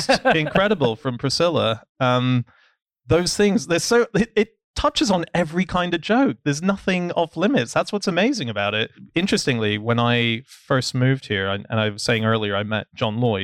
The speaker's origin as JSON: {"language": "English", "country": "Hong Kong", "tie": "born or raised there", "said": "I grew up in Hong Kong"}